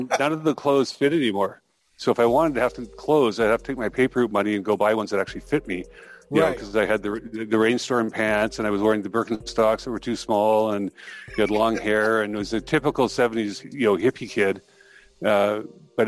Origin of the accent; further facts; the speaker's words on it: Calgary, Alberta, Canada; I'm from Calgary, Alberta. I was born and raised here, and it's where I'm sitting today